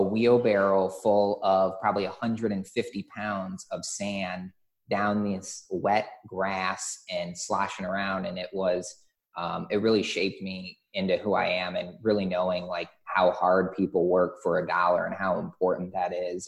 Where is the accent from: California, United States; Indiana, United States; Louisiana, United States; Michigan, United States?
Michigan, United States; I grew up in Michigan on a lake